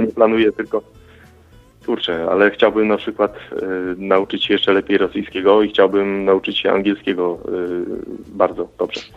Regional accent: Gołąb, Lublin Voivodeship, Poland; Z Gołębia, województwo lubelskie, prawy brzeg Wisły

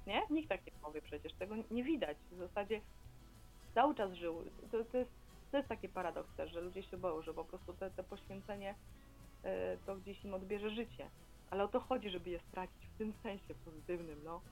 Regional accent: Białystok, Podlaskie Voivodeship, Poland; ja też jestem z Białegostoku

